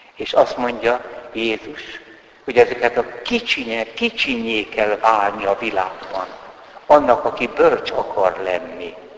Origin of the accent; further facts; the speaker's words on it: Hungary; Siolgárban, szülőfalumban